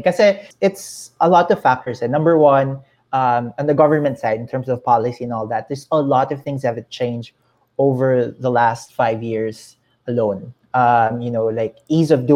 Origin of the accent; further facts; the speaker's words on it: Philippines; the Philippines, especially because we are the second largest population in the region